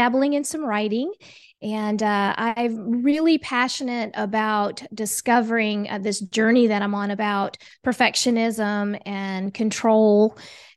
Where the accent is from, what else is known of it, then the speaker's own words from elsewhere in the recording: Oklahoma, United States; moved away as an adult; also born or lived in Germany / Asia; originally I'm from Oklahoma